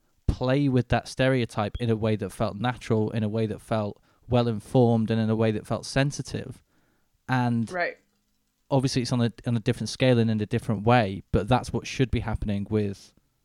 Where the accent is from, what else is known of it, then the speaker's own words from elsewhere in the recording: Manchester, North West England, United Kingdom; now in London, United Kingdom; I mean, I'm from Manchester. I don't really sound like Christopher Eccleston anymore, but I used to have an accent a lot more like his. I've lived in London and lived around Southerners too long now, so I don't really sound like that anymore.